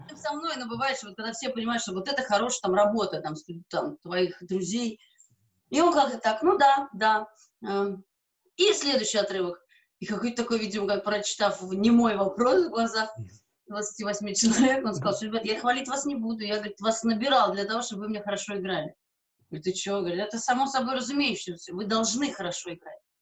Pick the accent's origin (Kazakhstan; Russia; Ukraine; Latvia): Latvia; Riga; first language Russian; я латышка по национальности